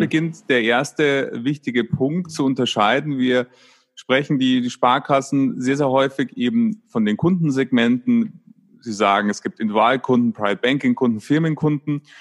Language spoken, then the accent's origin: German; Munich, Bavaria, Germany; In, in Bayern, ich komme aus München